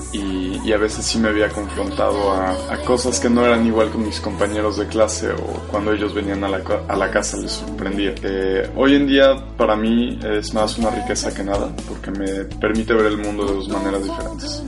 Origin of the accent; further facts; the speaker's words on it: Mexico; moved away as an adult; now in France; estudié aquí en México los primeros 18 años de mi vida, terminé la prepa aquí y hace dos años estoy estudiando en Francia